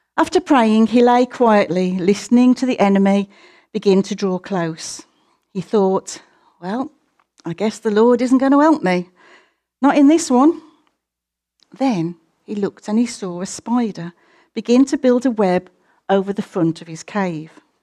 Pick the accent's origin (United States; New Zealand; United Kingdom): United Kingdom; we're British and a little bit more conservative